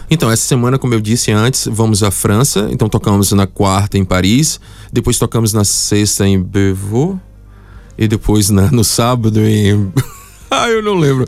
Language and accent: Portuguese; Bahia, Brazil; now in Luxembourg; na Bahia, de onde, de onde eu venho